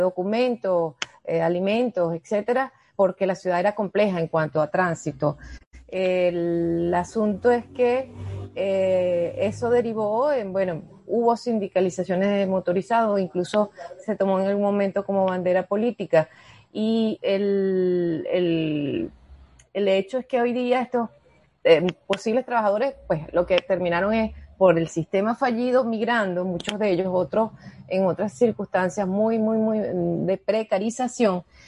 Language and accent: Spanish; Venezuela; soy venezolana